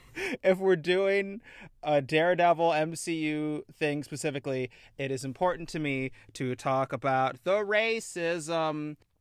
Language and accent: English; Midwest, United States; As a Midwesterner